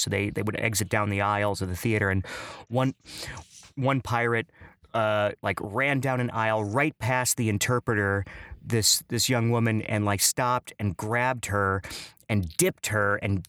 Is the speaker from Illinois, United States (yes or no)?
yes; Chicago, Illinois, United States; You know, I grew up in Chicago, which seems like it would be like a very, you know, rich in culture and stuff. But I actually grew up in the city of Chicago, but in one of the most culturally devoid of culture areas in Chicago, just on the southwest side.